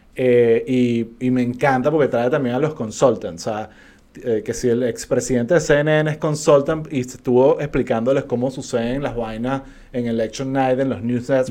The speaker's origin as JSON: {"language": "Spanish", "country": "Venezuela", "said": "como venezolanos sabemos"}